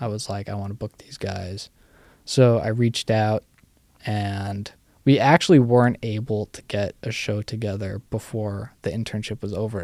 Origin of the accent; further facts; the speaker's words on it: New York City, New York, United States; I grew up in the city, still live in the city, technically